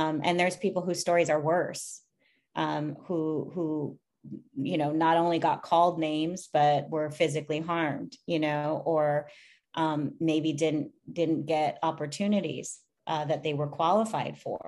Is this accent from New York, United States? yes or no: no; Minnesota, United States; growing up in Minnesota, I grew up in a predominantly white suburb.